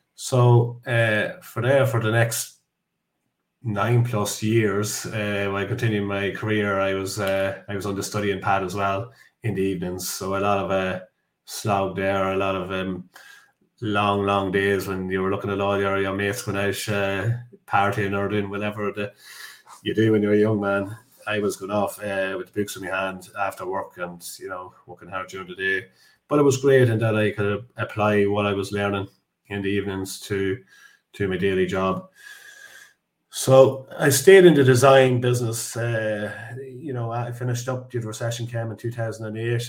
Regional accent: Dundalk, Leinster, Ireland; I'm from Ireland, so I'm from yeah. the, the east coast of Ireland, uh, a town called Dundalk.

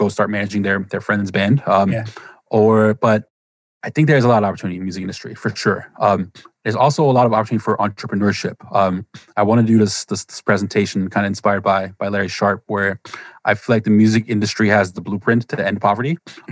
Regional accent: Germany; moved away; I grew up in Germany

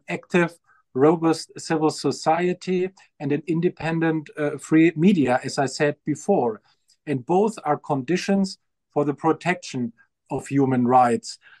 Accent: Germany; moved away as an adult; also born or lived in Lebanon / Kenya; now in South Africa; my home country, Germany

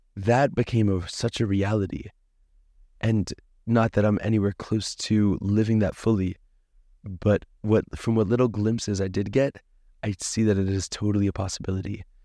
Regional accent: Boston, Massachusetts, United States; moved away as an adult; also born or lived in Tzfat, Israel; now in Safed, Israel; I grew up in Boston, Massachusetts

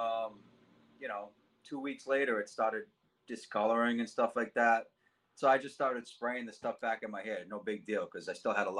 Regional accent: Cranston, Rhode Island, United States; I grew up in Cranston, Rhode Island, Knightsville area, my whole life

